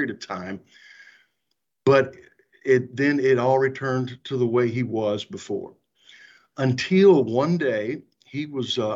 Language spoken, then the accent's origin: English; Louisville, Kentucky, United States; I'm actually a Louisville-born boy. I mean, I grew up right here in Louisville, have lived my entire life in Kentucky